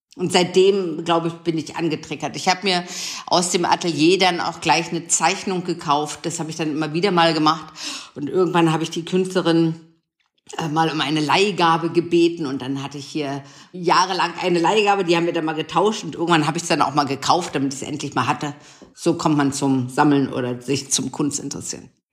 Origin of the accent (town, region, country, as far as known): Potsdam, Brandenburg, Germany; born or raised there; moved away; also born or lived in Dresden